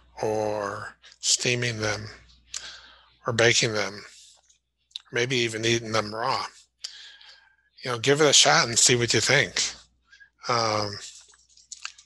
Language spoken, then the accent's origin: English; Chicago, Illinois, United States; moved away; growing up in Chicago and living up there for a while